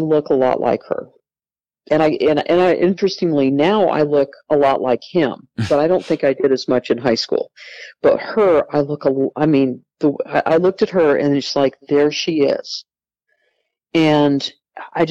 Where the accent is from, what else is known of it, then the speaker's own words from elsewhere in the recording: California, United States; I was born in California and given up for adoption